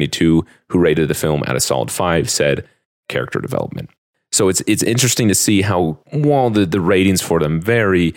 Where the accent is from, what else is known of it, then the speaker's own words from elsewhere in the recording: United States; I'm clearly American